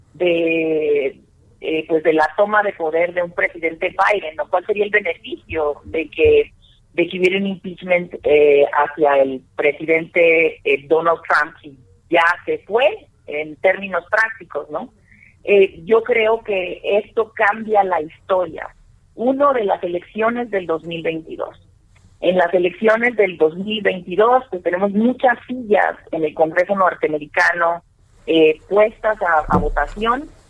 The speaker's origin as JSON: {"language": "Spanish", "country": "Mexico", "said": "como mexicanos"}